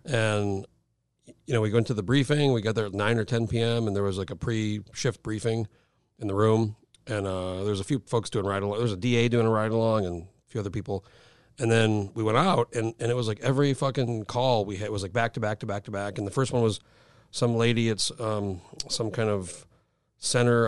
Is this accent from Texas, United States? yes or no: no; New Mexico, United States; moved away as an adult; now in Alaska, United States; I grew up in New Mexico, moved moved here in 04